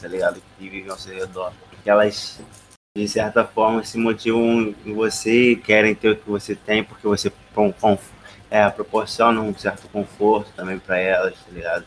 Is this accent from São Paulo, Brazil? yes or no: no; Rio de Janeiro, Brazil; sou carioca